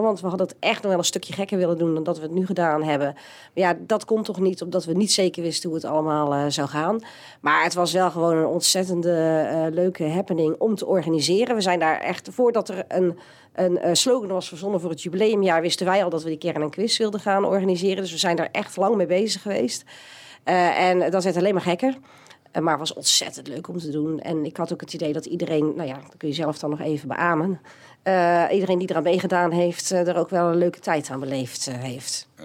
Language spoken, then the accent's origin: Dutch; Steenbergen, North Brabant, Netherlands; geboren in Steenbergen en getogen op de Raldal, op de Welberg